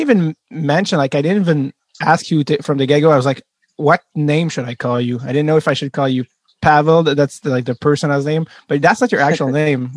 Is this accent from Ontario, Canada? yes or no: no; Montreal, Quebec, Canada; as a French Canadian kid growing up in Montreal